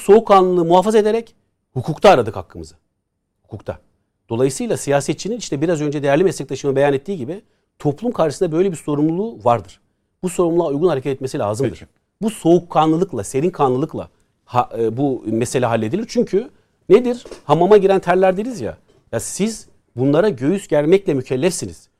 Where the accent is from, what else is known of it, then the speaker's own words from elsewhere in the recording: Istanbul, Turkey; Haznedar'da büyüdük